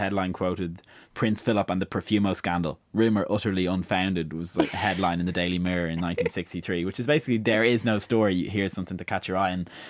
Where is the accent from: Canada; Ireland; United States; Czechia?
Ireland; as an Irish person coming on the tail end of huge land speculation over recent years, I could kind of draw some parallels between how that had happened in Britain in the 60s and in Ireland, I suppose, in the 90s and 2000s.